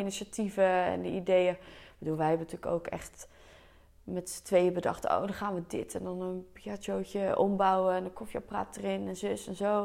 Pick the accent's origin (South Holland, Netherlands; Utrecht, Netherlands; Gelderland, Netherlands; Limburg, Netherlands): South Holland, Netherlands; Delft; ik kom dus uit Delft, dus ik heb hier ook op de middelbare school gezeten